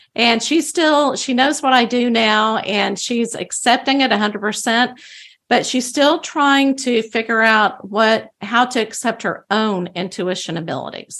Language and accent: English; Bible Belt of Texas, United States; I grew up in the Bible Belt of Texas